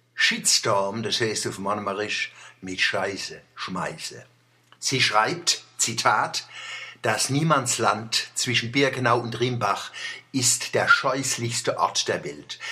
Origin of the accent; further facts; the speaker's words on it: Kurpfalz / Odenwald, Germany; als Kurpfälzer und Odenwälder